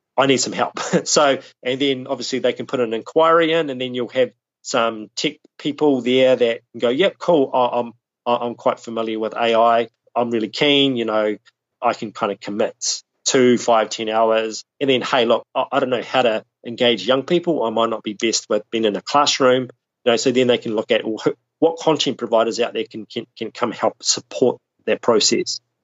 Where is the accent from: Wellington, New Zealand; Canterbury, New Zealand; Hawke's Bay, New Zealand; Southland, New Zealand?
Southland, New Zealand; now in Auckland, New Zealand; I'm, I'm based in Auckland, which is the largest city in, in New Zealand. But I grew up in Southland, uh, which is right at the bottom of the South Island of New Zealand